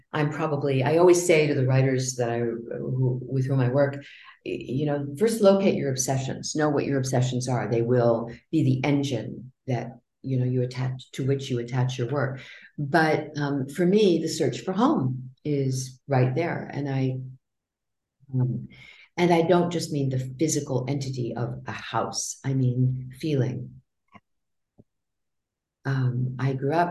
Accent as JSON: {"language": "English", "region": "New Hampshire", "country": "United States", "said": "I come from New Hampshire. I grew up in a family that, you know, didn't have money to go anyplace."}